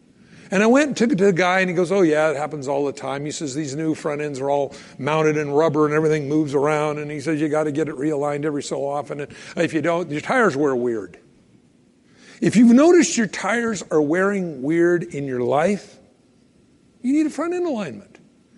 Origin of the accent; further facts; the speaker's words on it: California, United States; now in Idaho, United States; I moved up here from California years ago. Now I know everybody will hate me. No, I'm from California.